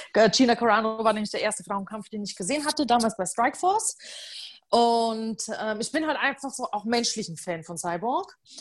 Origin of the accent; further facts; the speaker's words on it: Upper Palatinate, Bavaria, Germany; moved away as an adult; ich bin in der Oberpfalz geboren und auch äh, zum, ja, komplette Kindheit und ähm, in Bayern verbracht und auch mein Studium.